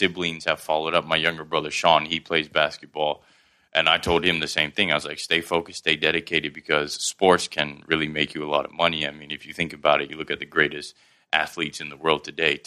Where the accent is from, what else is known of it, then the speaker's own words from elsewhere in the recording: Hat Yai, Songkhla, Thailand; accent: Southern Thai; also born or lived in Karachi, Pakistan; now in Bangkok, Thailand; It's the dialect that we use in Hat Yai, where we grew up